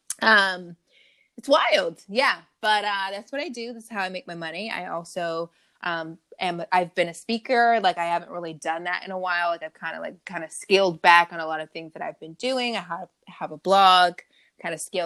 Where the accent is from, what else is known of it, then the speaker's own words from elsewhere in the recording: Long Beach, California, United States; I am also a Cali girl, born and raised, Long Beach, Strong Beach